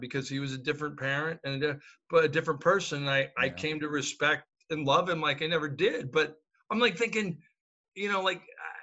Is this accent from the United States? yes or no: yes; Hawaii, United States; I grew up in Hawaii